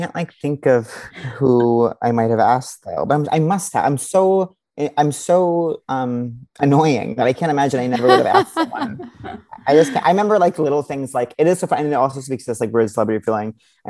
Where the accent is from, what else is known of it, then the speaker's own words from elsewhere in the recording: Long Island, New York, United States; I grew up on Long Island.